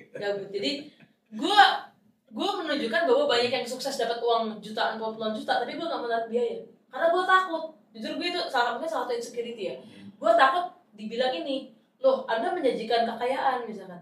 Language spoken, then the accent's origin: Indonesian; Boyolali, Central Java, Indonesia; moved away; gue tuh sekarang aja tuh pulang ke kampung halaman gue di Boyolali